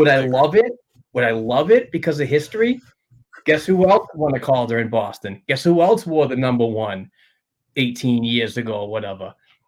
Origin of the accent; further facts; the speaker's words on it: Sweden; You're from Alaska, I'm from Sweden, but somehow we're family.